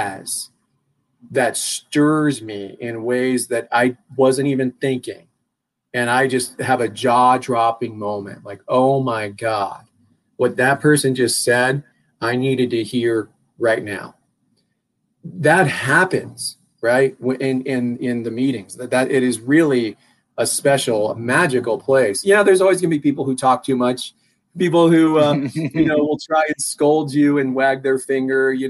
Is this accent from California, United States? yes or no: no; Longmont, Colorado, United States; I'm a native, you know, I grew up in Longmont